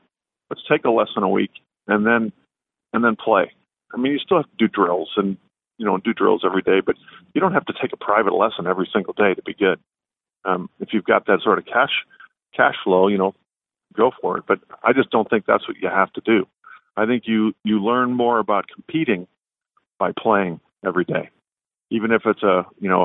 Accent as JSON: {"language": "English", "region": "Midwest", "country": "United States", "said": "I'm from the Midwest"}